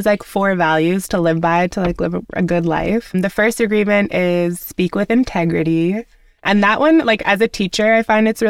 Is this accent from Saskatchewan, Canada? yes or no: yes; Saskatoon, Saskatchewan, Canada; moved away; I'm from Saskatoon originally. My dad is from Ghana.